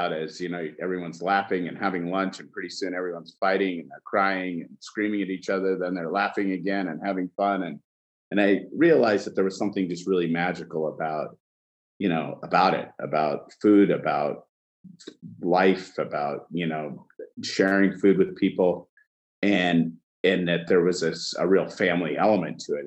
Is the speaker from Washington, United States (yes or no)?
yes; Washington, United States; also born or lived in Cairo, Egypt; I grew up in a small town in Washington State, and I was born in Egypt in Cairo